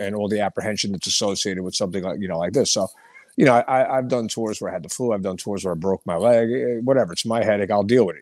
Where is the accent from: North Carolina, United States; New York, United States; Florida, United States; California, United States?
New York, United States; Hicksville; moved away as an adult; also born or lived in Brooklyn, New York; now in Pennsylvania, United States; when I was a kid growing up on Long Island